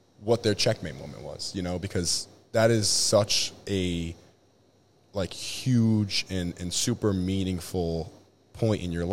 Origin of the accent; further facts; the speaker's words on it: Shelton, Connecticut, United States; I'm 24 from Shelton, Connecticut. I graduated from Shelton High School